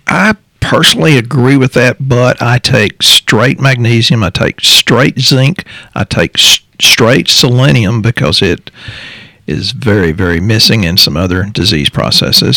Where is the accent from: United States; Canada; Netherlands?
United States; Texas; we're from Texas, so that's a saying down here